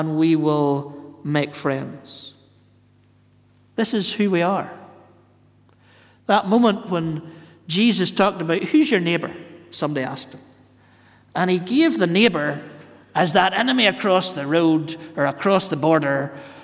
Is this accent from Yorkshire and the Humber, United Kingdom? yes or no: no; Northern Ireland, United Kingdom; growing up in Northern Ireland